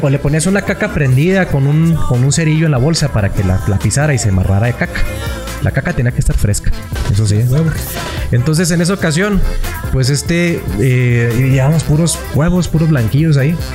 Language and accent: Spanish; Mexico; also born or lived in Madera; nuestra tradición como mexicanos